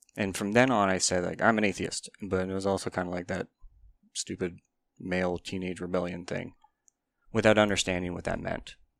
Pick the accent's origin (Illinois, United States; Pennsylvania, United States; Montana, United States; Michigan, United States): Pennsylvania, United States; Kane; i lived in place, kane pennsylvania